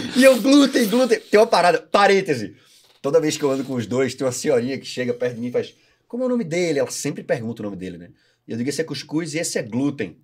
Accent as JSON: {"language": "Portuguese", "town": "Recife", "region": "Pernambuco", "country": "Brazil", "moved": "yes", "lives_now": "Florianópolis, Brazil", "said": "Eu sou de Recife."}